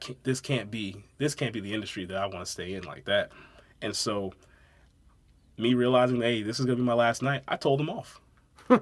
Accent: Brooklyn, New York, United States; also born or lived in St. Mary's County, Maryland; now in Waldorf, United States; I'm originally from Brooklyn. I've actually been living down in like St. Mary's County, though, since 99.

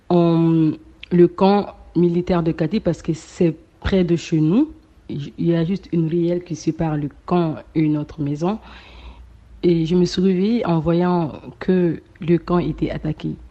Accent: Mali; now in Dakar, Senegal; je suis étudiante à Dakar, je suis malienne.

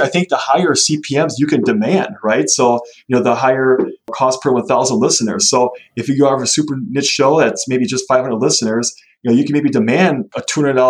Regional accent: Wisconsin, United States; we're from Wisconsin

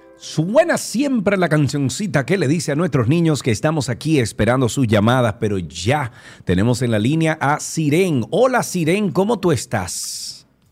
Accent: Cibao, Dominican Republic; yo soy del Cibao también

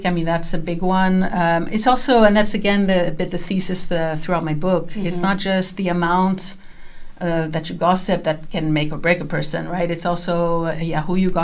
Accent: Canada; also born or lived in France; now in Netherlands; as a Canadian

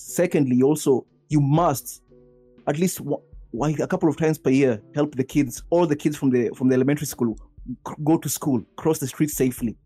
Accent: Kenya; moved away as an adult; now in Japan; I was born in Kenya

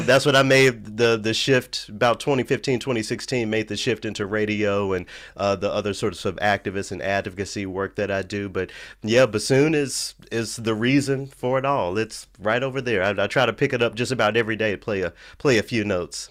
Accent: Memphis, Tennessee, United States; moved away; I grew up in Memphis. I grew up in a predominantly black city

